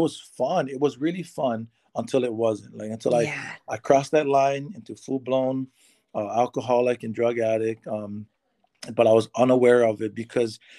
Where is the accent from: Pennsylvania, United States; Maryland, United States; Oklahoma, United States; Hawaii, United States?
Hawaii, United States; Waimea; moved away as an adult; now in California, United States; I am originally from the Big Island of Hawaii. I grew up there my whole life.